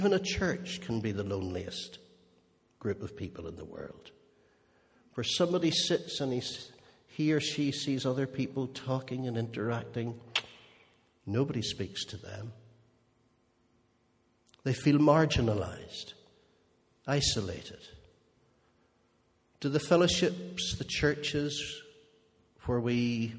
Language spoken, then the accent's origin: English; Holywood, Northern Ireland, United Kingdom; I grew up in Unionist Hollywood.